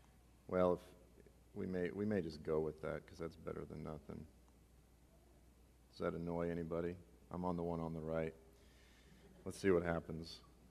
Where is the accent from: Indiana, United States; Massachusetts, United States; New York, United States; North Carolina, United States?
Massachusetts, United States; Boston; I'm actually from Boston, by the way.